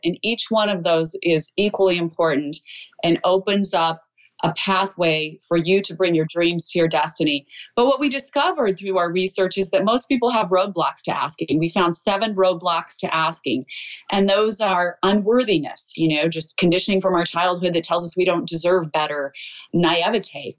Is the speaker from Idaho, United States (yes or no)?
yes; Idaho, United States; moved away; I'm a girl from Idaho